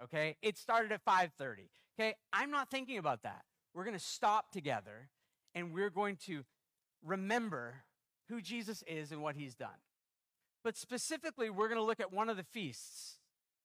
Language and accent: English; Canada; also born or lived in United States; I'm American and Canadian